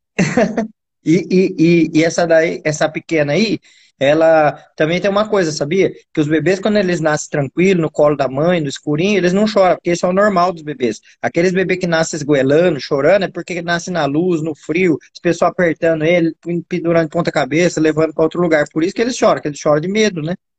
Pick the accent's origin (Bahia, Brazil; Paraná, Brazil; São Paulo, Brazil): São Paulo, Brazil; Jaú; eu sou de Jaú. Jaú é do ladinho de, de Araraquara